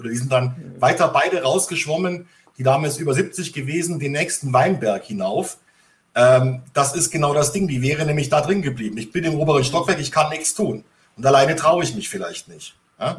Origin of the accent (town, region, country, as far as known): Bavaria, Germany; born or raised there